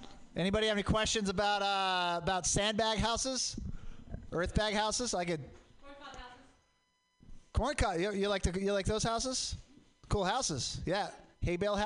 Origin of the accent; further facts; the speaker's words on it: Portland, Oregon, United States; I grew up in Portland.